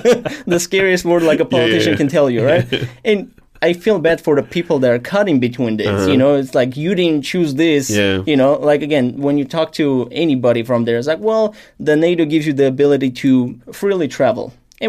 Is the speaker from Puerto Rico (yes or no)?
no; Armenia; I'm Armenian